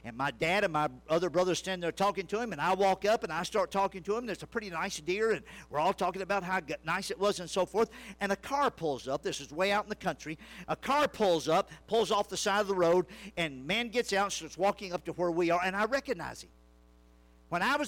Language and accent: English; Louisiana, United States; I grew up in Louisiana, in the bayous and edge of the swamps